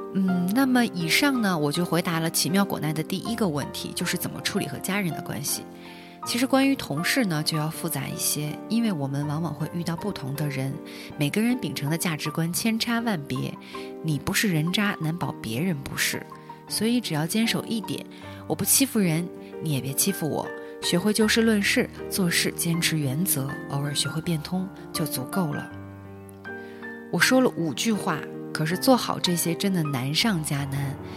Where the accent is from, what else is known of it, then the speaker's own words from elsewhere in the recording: Harbin, Heilongjiang, China; moved away as an adult; now in Shenzhen, China; 今年二十六岁，单身，性别女，爱好男。我是哈尔滨人，我现在在深圳工作